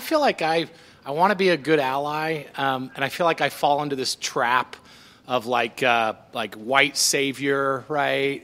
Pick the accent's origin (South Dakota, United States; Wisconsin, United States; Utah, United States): Utah, United States; I've been here my whole life